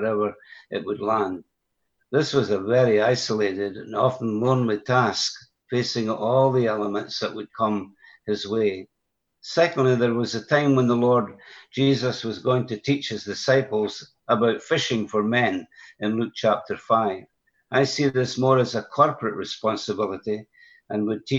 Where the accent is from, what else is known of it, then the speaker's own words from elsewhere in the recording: Broxburn, Scotland, United Kingdom; I was raised in a Christian home, and by that I mean that my parents were believers and they fellowshipped at a small assembly in my hometown called Broxburn, 12 miles west of the city of Edinburgh.